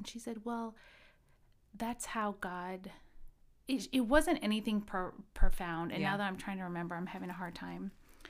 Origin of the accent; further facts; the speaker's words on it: Midwest, United States; So I went to high school here in the Midwest, and I grew up in the Midwest.